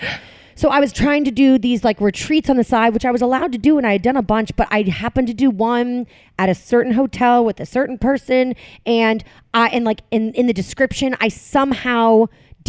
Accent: outside of Boston, Massachusetts, United States; moved away as an adult; also born or lived in Manhattan, New York; now in New Jersey, United States; I grew up in Massachusetts

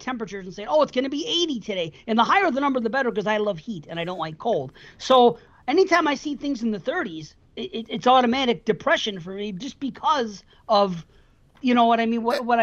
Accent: United States; I was born here

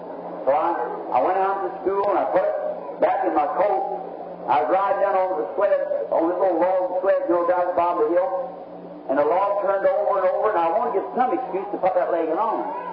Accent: United States; I'm American. I love my nation.

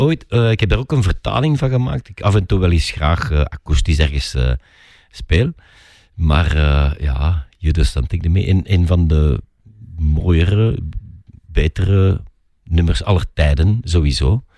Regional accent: Flanders, Belgium; wij in Vlaanderen

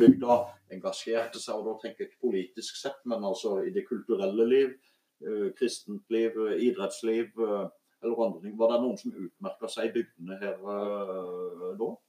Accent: Voksdalen, Vegusdal, Agder, Norway; jeg vokste opp mye her

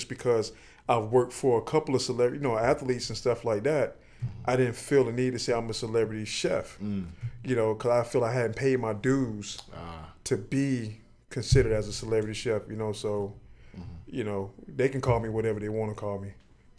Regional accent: Miami Gardens, Florida, United States; Born and raised in Miami.

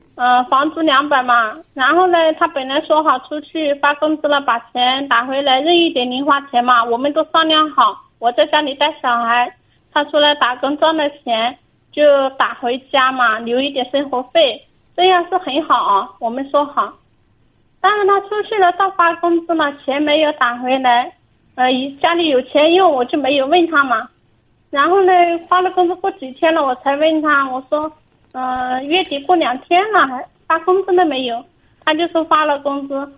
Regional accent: Hunan, China; moved away as an adult; now in Fujian, China; 我是湖南人，我啊，湖南。现在在福建工作

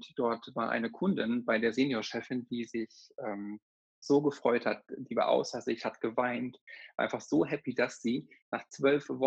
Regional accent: North Rhine-Westphalia, Germany; born there; gebürtig bin ich aus der Nähe von Paderborn. Ich nenne es aber auch Paderboring.

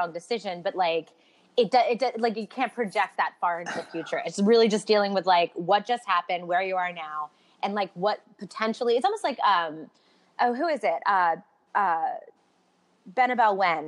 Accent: Baltimore, Maryland, United States; moved away; also born or lived in New York City; I'm from Baltimore originally. I lived in New York City for about a decade

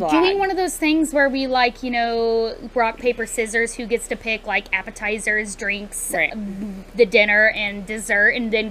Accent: United States; that's the beauty of you know being American. You can have your own opinion

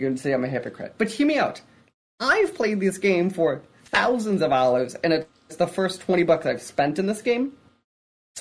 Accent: Chicago, Illinois, United States; I grew up around Chicago

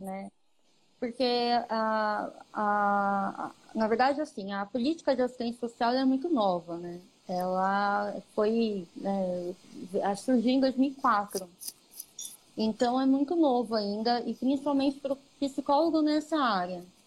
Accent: Ribeirão Pires, São Paulo, Brazil; na cidade que eu nasci, que eu nasci em Ribeirão Pires

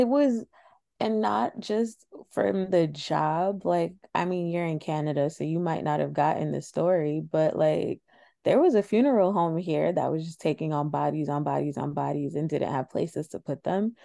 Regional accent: New York City, New York, United States; accent: New York; I'm from New York

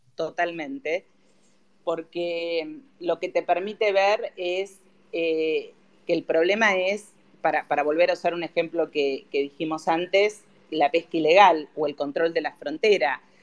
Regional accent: Argentina; como argentinos

